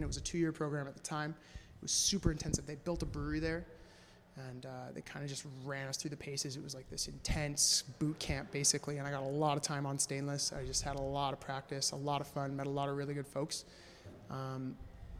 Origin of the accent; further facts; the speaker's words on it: Vancouver, British Columbia, Canada; I grew up in Vancouver